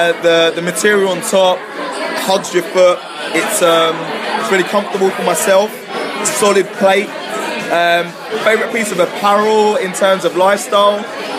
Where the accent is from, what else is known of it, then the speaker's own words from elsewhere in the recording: London, United Kingdom; I'm from London